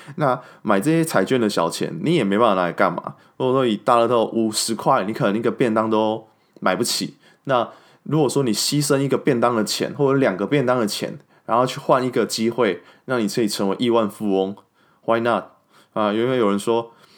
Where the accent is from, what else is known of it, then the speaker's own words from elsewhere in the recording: Kaohsiung, Taiwan; moved away; 那我身为一个高雄人，然后没有办法回去高雄参加这些盛事